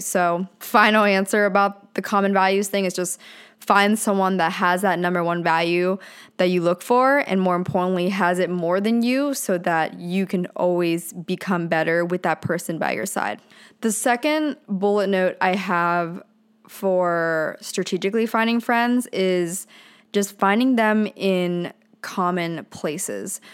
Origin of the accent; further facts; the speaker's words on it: Pennsylvania, United States; now in Orange County, California, United States; since I grew up in Pennsylvania, I moved to, to Southern California